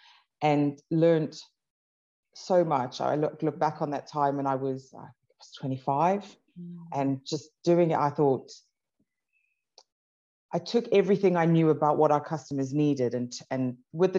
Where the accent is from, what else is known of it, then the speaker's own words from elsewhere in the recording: South Africa; I grew up in South Africa.